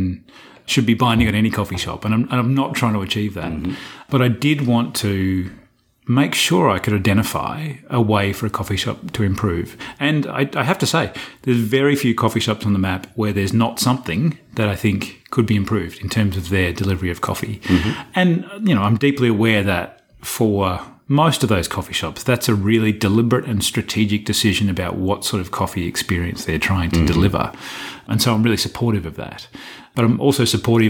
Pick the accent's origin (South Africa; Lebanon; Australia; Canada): Australia; moved away; I'm being too Australian, too frank